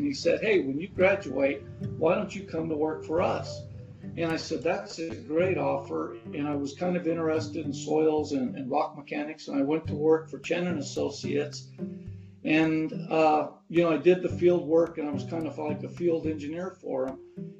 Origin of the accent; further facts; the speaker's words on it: Denver, Colorado, United States; growing up in North Denver during the 60s and 70s was quite exciting